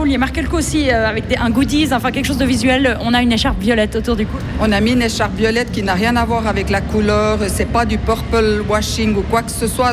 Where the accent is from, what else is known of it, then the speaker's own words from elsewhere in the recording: Fribourg, Switzerland; on est fribourgeois